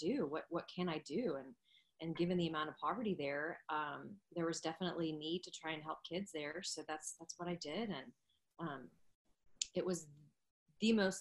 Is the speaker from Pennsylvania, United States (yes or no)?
no; Dallas, Texas, United States; moved away as an adult; also born or lived in Arizona / Jakarta, Indonesia; I was born and raised in Dallas